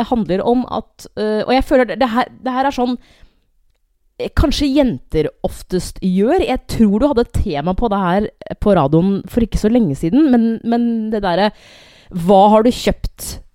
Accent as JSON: {"language": "Norwegian", "country": "Norway", "said": "vi er nordmenn."}